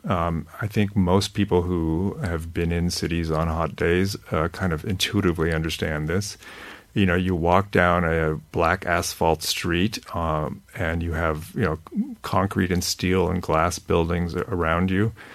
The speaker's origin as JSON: {"language": "English", "region": "California", "country": "United States", "tie": "born or raised there", "said": "I grew up in California"}